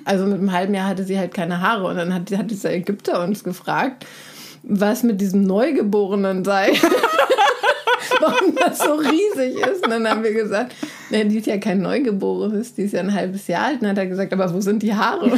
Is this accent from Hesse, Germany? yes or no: yes; Ödelsheim, Hesse, Germany; moved away; das Kaff Ödelsheim. Ne, wo ich herkomme, im Weserbergland, Middle of Nowhere in, in Deutschland